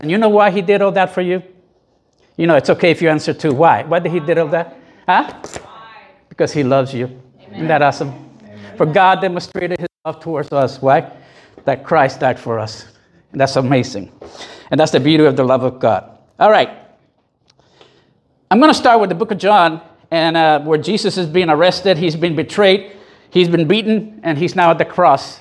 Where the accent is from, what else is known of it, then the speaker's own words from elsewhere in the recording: Puerto Rico; I grew up in Puerto Rico in a very Catholic Latin environment